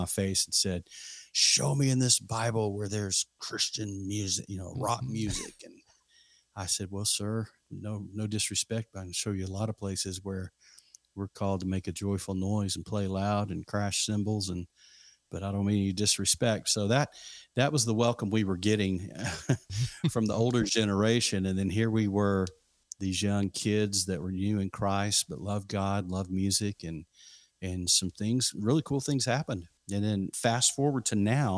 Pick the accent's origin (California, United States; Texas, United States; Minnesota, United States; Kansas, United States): Texas, United States; Lubbock; now in Fredericksburg, United States; I grew up in Lubbock, Texas